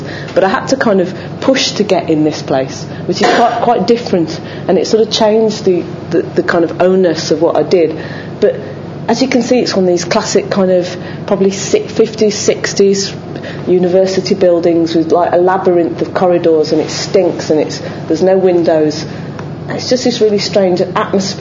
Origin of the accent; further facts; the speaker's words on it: Dudley, West Midlands, United Kingdom; I'm from Dudley, and my dad was part of that kind of chemical industry of manufacturing